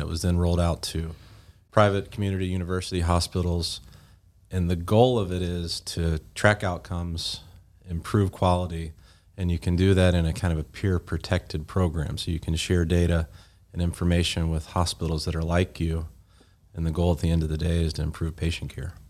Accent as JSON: {"language": "English", "region": "Georgia", "country": "United States", "tie": "born or raised there", "also_born_or_lived": "Tennessee / Birmingham, Alabama", "moved": "yes", "lives_now": "West Tennessee, United States", "said": "originally grew up in Georgia"}